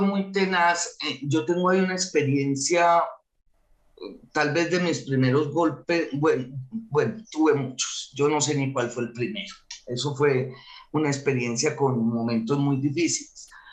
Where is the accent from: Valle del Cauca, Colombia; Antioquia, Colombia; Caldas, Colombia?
Antioquia, Colombia; yo soy antioqueña